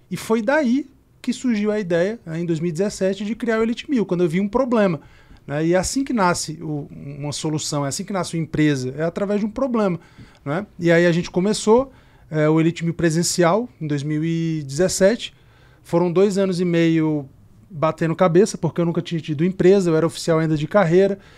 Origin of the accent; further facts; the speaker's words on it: Caruaru, Pernambuco, Brazil; E eu sou natural de Caruaru, lá no interior de Pernambuco, filho de uma vendedora de cosmético, neto de uma costureira, mãe solteira